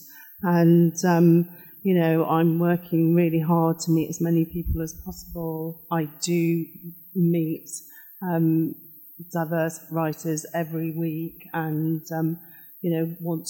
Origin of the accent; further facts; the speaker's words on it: Cardiff, Wales, United Kingdom; I was brought up in Cardiff, so I was brought up in a very diverse society